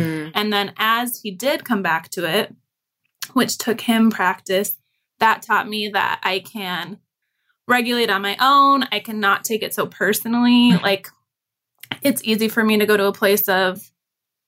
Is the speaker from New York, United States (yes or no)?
no; Chicago, Illinois, United States; I'm white, Caucasian. And grew up in Chicago.